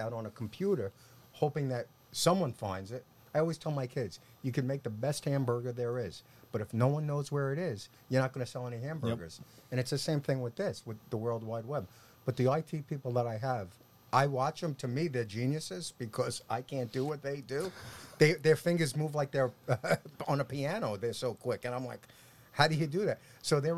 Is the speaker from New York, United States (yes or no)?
yes; Long Island, New York, United States; accent: New York; I grew up in New York, lived on Long Island